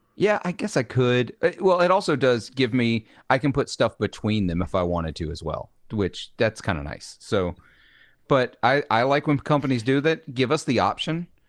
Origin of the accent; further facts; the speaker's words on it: Clarksdale, Mississippi, United States; the Clarksdale that he makes is actually named for my hometown